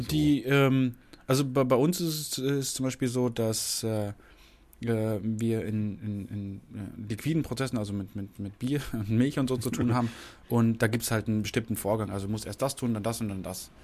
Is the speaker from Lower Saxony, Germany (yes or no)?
yes; Lower Saxony, Germany; moved away; ich kenn's ja von, von zu Hause, ich komme aus Niedersachsen